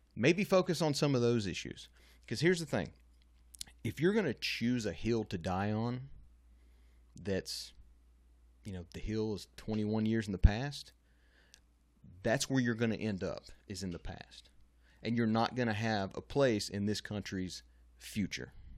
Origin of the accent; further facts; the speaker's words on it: Louisiana, United States; I'm from Louisiana